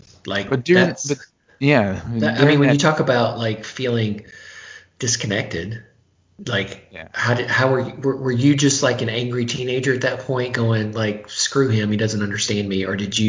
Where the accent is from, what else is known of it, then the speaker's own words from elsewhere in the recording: the South, United States; particularly growing up in the South.